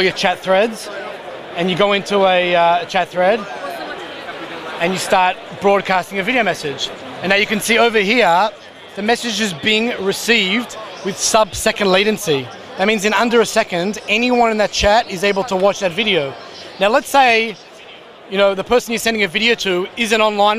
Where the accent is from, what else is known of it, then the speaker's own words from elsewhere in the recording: Australia; now in Israel; I'm from Australia originally.